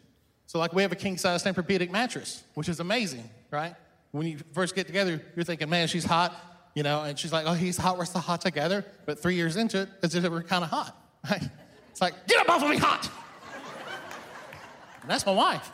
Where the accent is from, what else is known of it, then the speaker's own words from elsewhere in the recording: the South, United States; also born or lived in Iran; I've grown up in the South